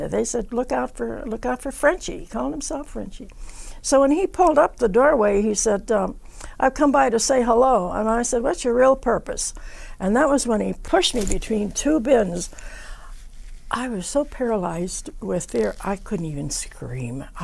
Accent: West Virginia, United States; born there; I said, Well, I was born in West Virginia, so she wanted to know the story."

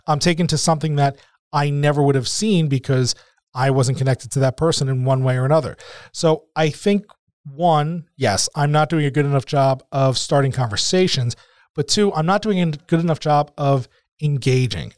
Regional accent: New Jersey, United States; we're both from Jersey

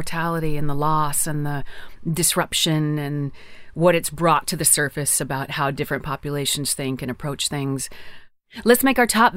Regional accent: Newfoundland and Labrador, Canada; I was born in Labrador.

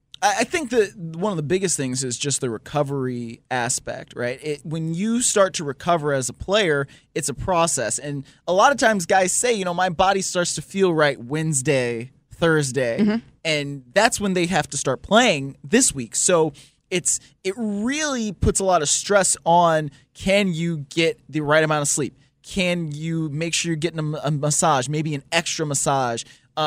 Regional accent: Cleveland, Ohio, United States; I'm from Cleveland, I can say that.

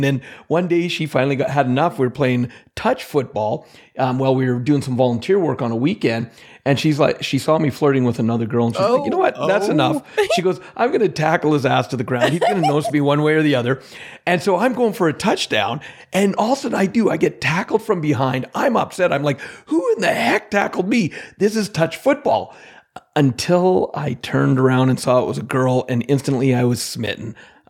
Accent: Alberta, Canada; Well, yeah, see, because I'm Canadian, I think you have the accent, but I am from Central Alberta in Canada.

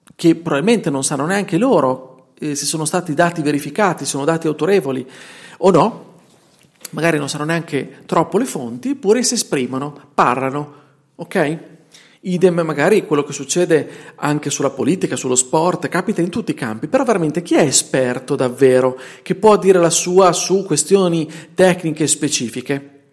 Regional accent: Bologna, Emilia-Romagna, Italy; accent: Bolognese; senti il mio dialetto, senti la mia inflessione, che è bolognese perché sono bolognese e vivo in provincia di Bologna

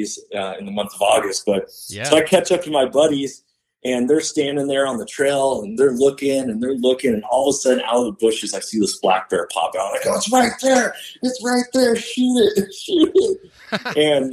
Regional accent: Washington, United States; moved away as an adult; now in Texas, United States; Born and raised in Washington, lived there for 37 years of my life until this year.

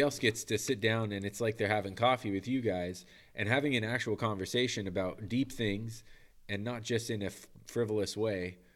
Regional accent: United States; moved away as an adult; also born or lived in Manitoba, Canada; I'm American

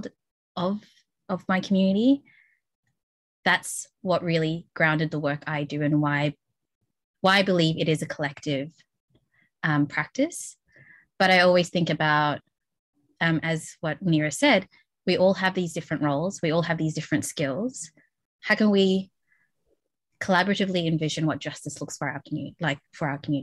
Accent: Melbourne, Victoria, Australia; I grew up in Flemington, North Melbourne

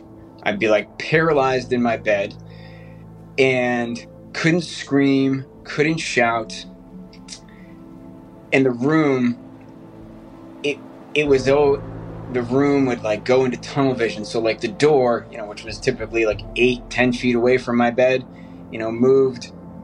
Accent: south of Boston, Massachusetts, United States; I grew up in Massachusetts, south of Boston, little, local farm town

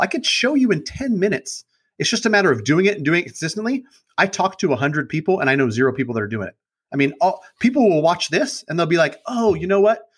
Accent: Sacramento, California, United States; I grew up in Sacramento, born and raised over by Sac State in College Glen. I've been there my whole life

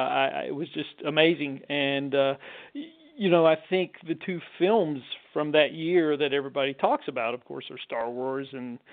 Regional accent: North Carolina, United States; I'm from North Carolina and grew up in a small North Carolina town.

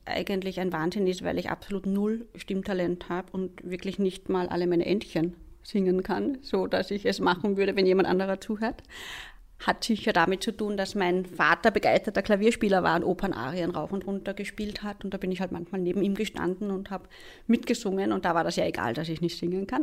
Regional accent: Liezen district, Upper Styria, Austria; Ich bin aufgewachsen in der Obersteiermark, im steirischen Enstal, im wunderschönen Bezirk Liezen

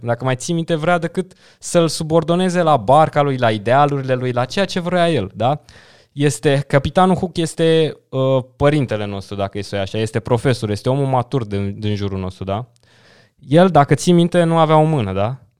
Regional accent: Dâmbovița County, Romania; m-am dus în județul de unde sunt eu, în Dâmbovița

